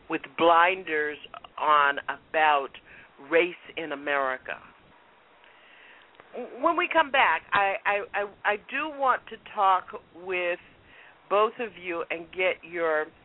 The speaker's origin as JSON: {"language": "English", "region": "the South", "country": "United States", "tie": "born or raised there", "said": "I grew up in the South"}